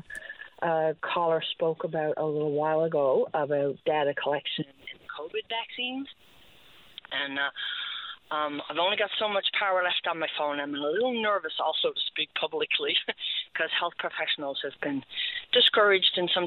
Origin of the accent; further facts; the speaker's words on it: Newfoundland and Labrador, Canada; now in Nova Scotia, Canada; I'm from Newfoundland, I'm home visiting now